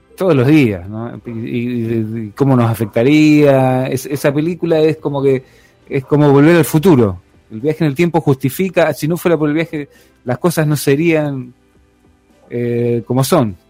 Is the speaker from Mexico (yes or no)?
no; Argentina